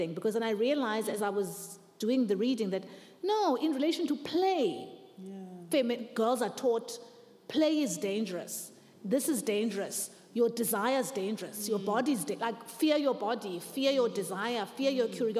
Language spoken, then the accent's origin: English; South Africa; I'm South African